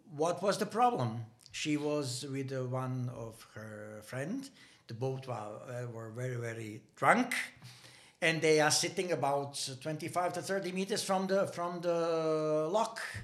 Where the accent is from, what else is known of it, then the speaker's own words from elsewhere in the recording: Banja Luka, Republika Srpska, Bosnia & Herzegovina; English is a second language; moved away as an adult; now in Denmark; nearly impossible to live in my hometown. I was living in a city called Banja Luka